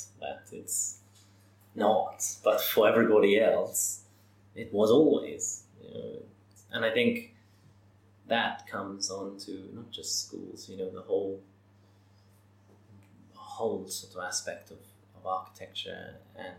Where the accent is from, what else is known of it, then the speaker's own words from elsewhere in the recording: Malta; my home country